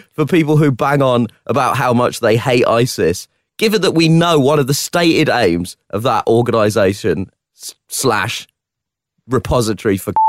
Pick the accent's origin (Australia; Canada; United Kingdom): United Kingdom; London; As a Londoner